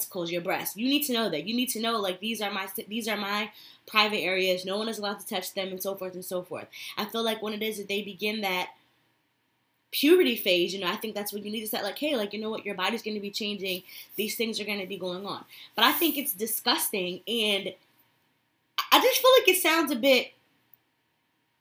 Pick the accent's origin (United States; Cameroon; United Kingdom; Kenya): United States; Connecticut; where I grew up in Connecticut